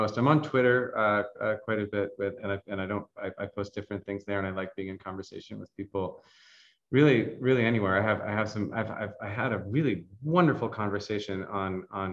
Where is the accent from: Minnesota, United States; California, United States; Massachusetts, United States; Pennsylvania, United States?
Massachusetts, United States; Boston; moved away as an adult; now in San Francisco, United States; I grew up in Boston. I grew up in the Northeast United States